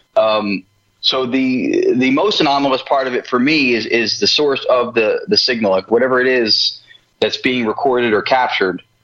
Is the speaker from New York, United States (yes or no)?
no; New Jersey, United States; moved away as an adult; also born or lived in Los Angeles; So I'm from New Jersey, which is where I am back living now.